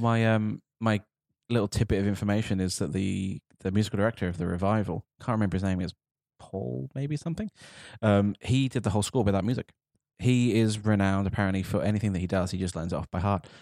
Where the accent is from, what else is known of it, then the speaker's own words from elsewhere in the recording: United Kingdom; as a Brit sitting here right now